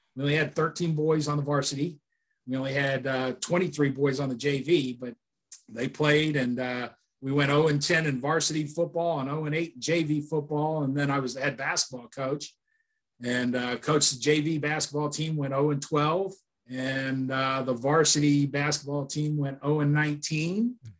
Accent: Chicago, Illinois, United States; moved away; also born or lived in Miami; growing up in Chicago

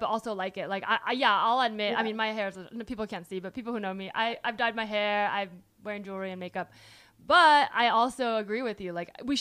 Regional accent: the Bay Area, California, United States; also born or lived in New York; I grew up in the Bay

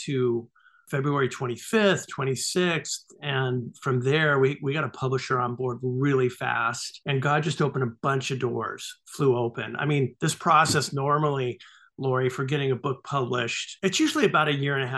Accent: United States; as an American

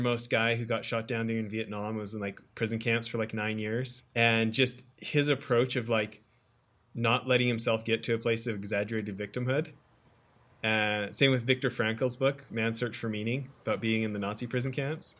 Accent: Alberta, Canada; moved away as an adult; also born or lived in Orange County, California; i'm from alberta

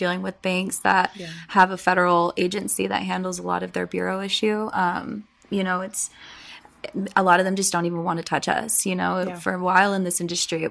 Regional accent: San Diego, California, United States; also born or lived in Orange County; I was born and raised in San Diego

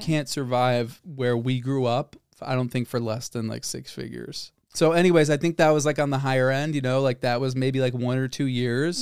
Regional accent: Northbrook, Illinois, United States; I grew up in Northbrook. I said that last time. Very, very upper middle class suburb of Chicago.

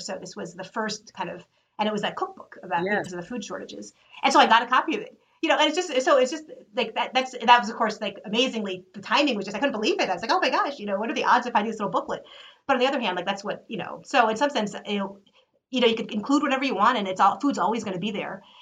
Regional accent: United States; as an American

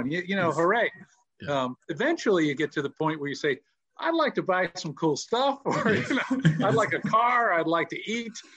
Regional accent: United States; I grew up in an Italian-American neighborhood

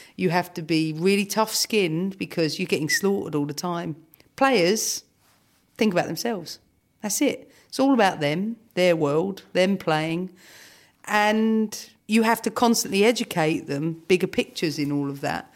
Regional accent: London, United Kingdom; Camden has shaped me, no doubt, because it gave me the important things, the streetwise things. You know, I grew up in flats.

